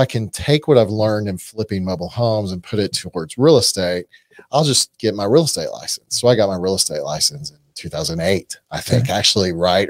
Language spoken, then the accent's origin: English; Arlington, Texas, United States; I grew up in Arlington